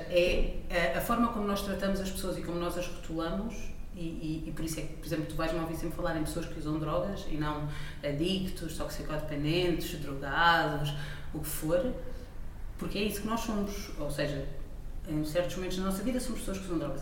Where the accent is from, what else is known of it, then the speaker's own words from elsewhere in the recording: Portugal; como portuguesa